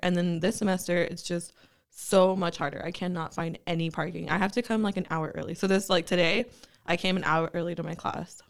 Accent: Bakersfield, California, United States; growing up in Bakersfield

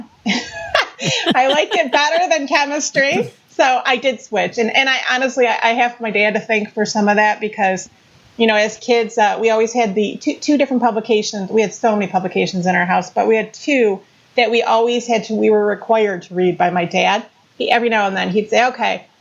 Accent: Warren, Michigan, United States; also born or lived in Detroit, Michigan; We grew up in Detroit until I was about 4.

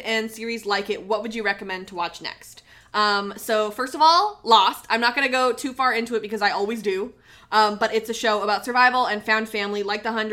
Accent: Canada; I'm Canadian, so I love ketchup chips

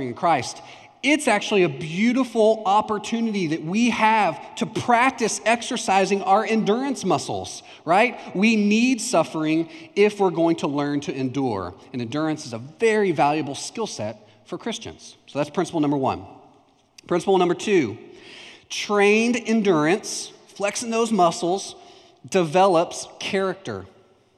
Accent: Palestine, Texas, United States; also born or lived in Houston, Texas; When I was in third grade, or just before third grade, we moved from Houston, Texas to Palestine, Texas. And I grew up in Houston

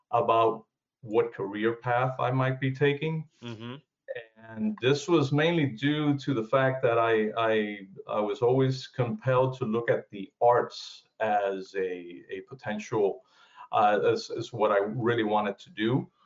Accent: South Florida, United States; moved away as an adult; also born or lived in Cuba; now in Georgia, United States; I was born in Cuba. I came to the uh, U.S. in 1969, mm-hmm. and basically I grew up in uh, South Florida and moved to Georgia uh, in 2006.

